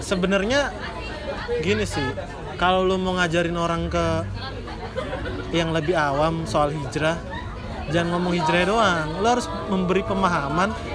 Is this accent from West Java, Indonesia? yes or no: yes; Bekasi, West Java, Indonesia; moved away as an adult; also born or lived in Jakarta; now in Yogyakarta, Indonesia; gue orang Bekasi